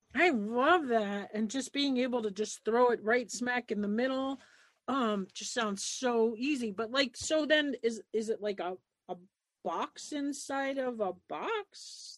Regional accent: Long Island, New York, United States; moved away as an adult; also born or lived in New Jersey; now in Montana, United States; I grew up on Long Island

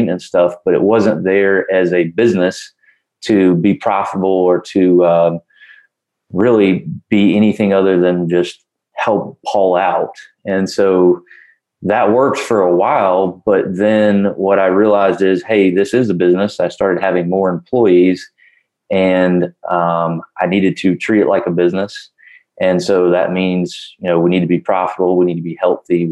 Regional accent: Augusta, Georgia, United States; I'm from Augusta, Georgia, and the name of my business is Augusta Rental Homes

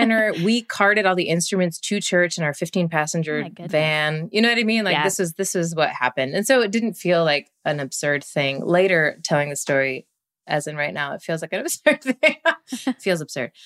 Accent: Hawaii, United States; moved away; I grew up there, a military kid

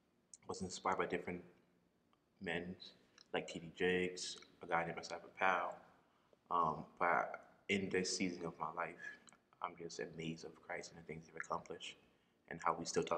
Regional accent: Liberia; moved away; originally I'm from West Africa, Liberia.

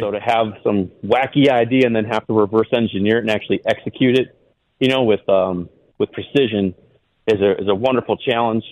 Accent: Wisconsin, United States; moved away as an adult; also born or lived in Montana; I grew up in Wisconsin

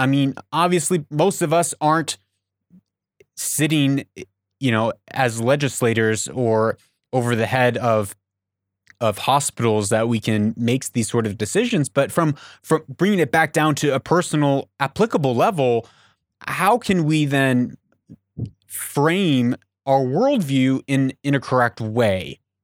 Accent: Papua New Guinea; moved away; I grew up in Papua New Guinea

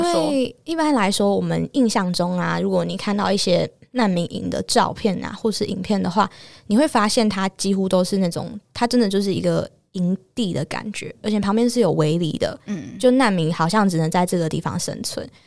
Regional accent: Taiwan; moved away; also born or lived in Uganda; 所以台湾人看到真的都会非常的慌张

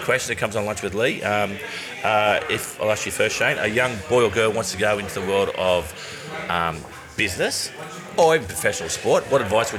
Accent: South Coast, New South Wales, Australia; also born or lived in Western Sydney; I grew up down the South Coast, but I played cricket for Campbelltown. And we're from the Western Sydney area

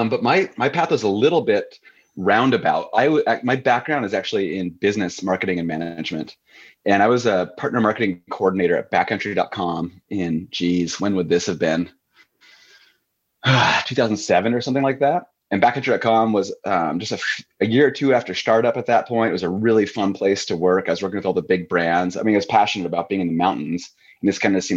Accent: Missoula, Montana, United States; moved away as an adult; also born or lived in Utah; now in Canada; I'm an American through and through, Missoula, Montana kid.

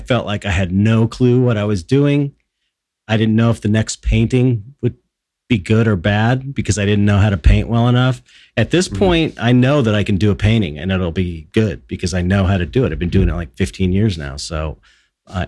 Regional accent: Los Angeles, California, United States; growing up in Pedro

